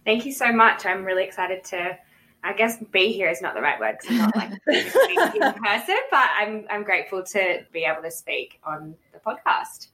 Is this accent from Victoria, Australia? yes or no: yes; Melbourne, Victoria, Australia; also born or lived in Canberra; I moved to Melbourne when I was about seven.